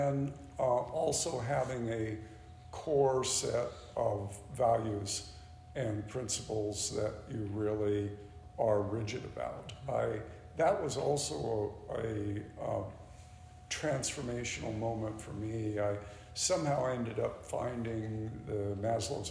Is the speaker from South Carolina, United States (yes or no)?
no; Portland, Oregon, United States; As a kid, I grew up here in the Valley